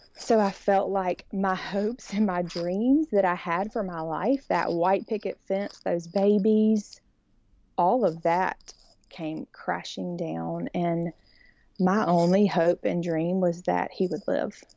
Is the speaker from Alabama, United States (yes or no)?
yes; Birmingham, Alabama, United States; I grew up in Birmingham and born and raised here, and so I'm definitely that sugary, sweet Alabama girl